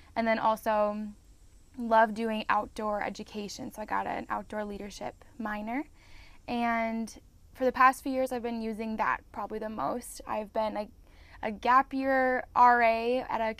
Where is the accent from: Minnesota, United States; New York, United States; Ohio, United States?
Minnesota, United States; I grew up in Minnesota with an awesome family who loves the Lord.